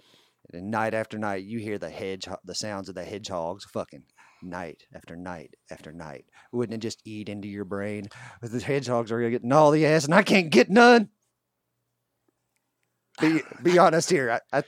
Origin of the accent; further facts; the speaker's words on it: West Virginia, United States; I'm from West Virginia